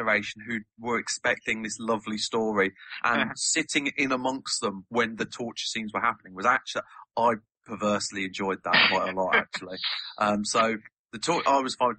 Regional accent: Devon, South West England, United Kingdom; moved away; I grew up in Devon

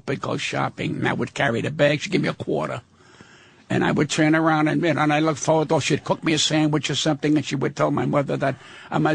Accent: United States; I'm born in this fucking country. I'm not an Italian-American. I'm an American

